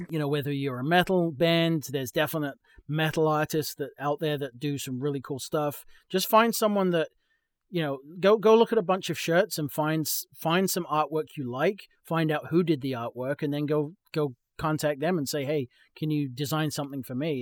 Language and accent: English; England, United Kingdom; moved away as an adult; now in Texas, United States; I'm from England, um, I moved to, uh, New England